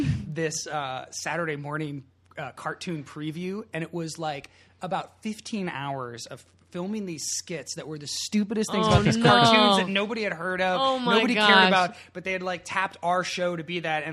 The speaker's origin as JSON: {"language": "English", "region": "Northern California", "country": "United States", "tie": "born or raised there", "said": "I'm from Northern California"}